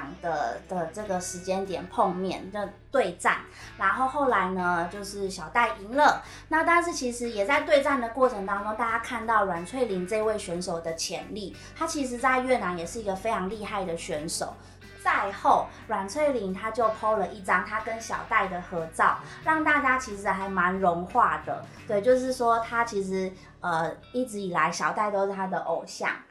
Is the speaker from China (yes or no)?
no; Taiwan; 吸引到国外的选手来我们台湾这边训练。